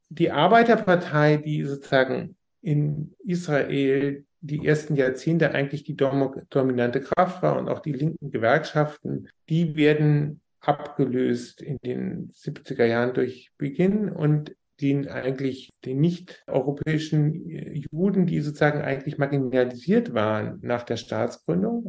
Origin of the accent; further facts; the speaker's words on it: Germany; für uns als Deutsche